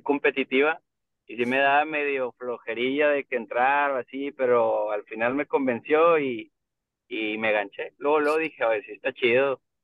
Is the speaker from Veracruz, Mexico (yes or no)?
no; Monterrey, Nuevo León, Mexico; Soy de aquí también de Monterrey, Nuevo León. Aquí nacido y crecido.